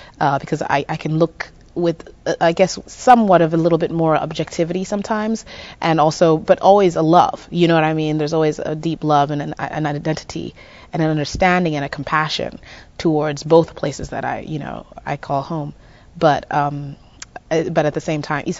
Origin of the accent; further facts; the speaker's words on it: Zimbabwe; moved away as an adult; also born or lived in Midwest, United States; now in United States; I grew up in Zimbabwe till the age of 19